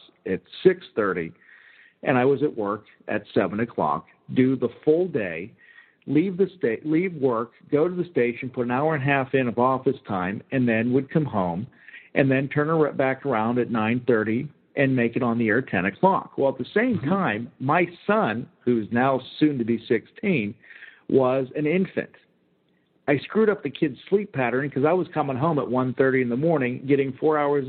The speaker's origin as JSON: {"language": "English", "town": "Mars", "region": "Pennsylvania", "country": "United States", "tie": "born or raised there", "also_born_or_lived": "Uniontown, Pennsylvania", "moved": "as an adult", "said": "I grew up in Butler County, I grew up outside of Mars, Pennsylvania"}